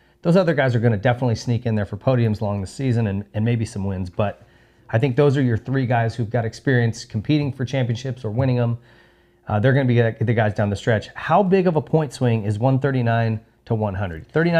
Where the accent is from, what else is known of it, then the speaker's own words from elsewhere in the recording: New York, United States; But as a New Yorker, I think when we get to these East Coast tracks, they're going to suit him a little bit better.